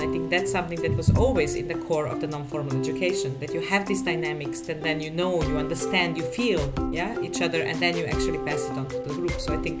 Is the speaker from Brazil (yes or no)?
no; Serbia; I come from Serbia. And I actually always lived in Serbia.